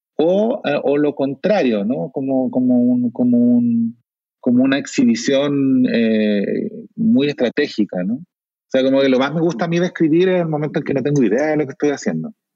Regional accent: Chile; accent: Chilean Spanish; moved away as an adult; now in Mexico; cambiarse de acento del español de Chile al español de México, sin, sin perderlo

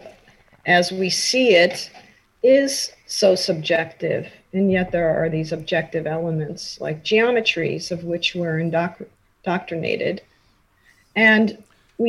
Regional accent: New York, United States; also born or lived in Illinois; we moved when I was 6 months old to Forest Hills, just a couple blocks from the tennis courts. I do remember the house in Queens

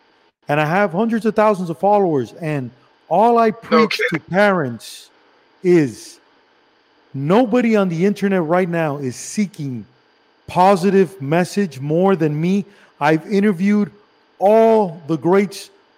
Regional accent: Cuba; I'm from Cuba.

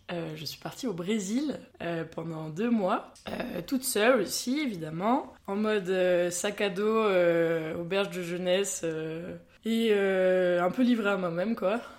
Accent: France; en tant que petite française

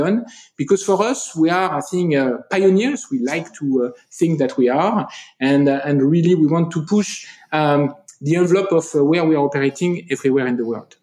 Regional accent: France; accent: French; English is a second language; if you listen to me you'll get my french accent

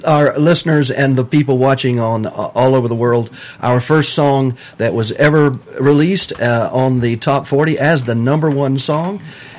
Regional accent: Lower Alabama, United States; moved away; my original home is in L.A.

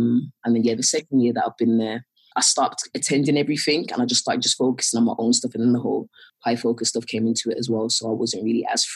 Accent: Birmingham, West Midlands, United Kingdom; moved away as an adult; now in London, United Kingdom; I'm from Birmingham

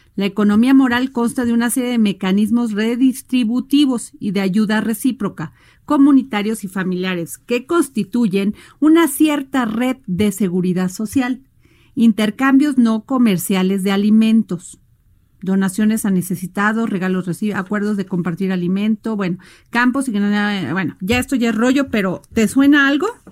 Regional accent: Veracruz, Mexico; en mi pueblo Veracruz

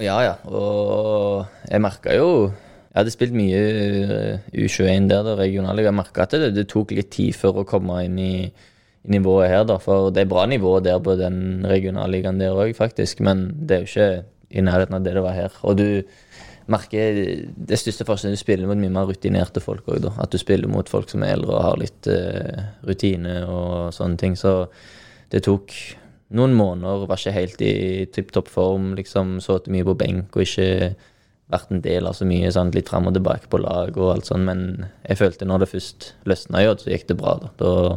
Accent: Norway; moved away; Jeg var jo kaptein på U19-laget som nordmann

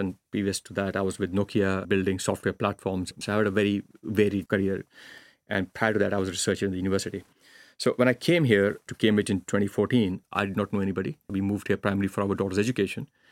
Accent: India; now in Finland; growing up in India, if you fail at something, the choice is no safety net

